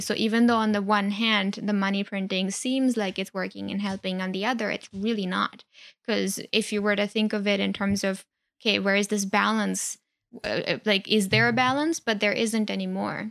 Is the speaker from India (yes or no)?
yes; India; moved away; I grew up in India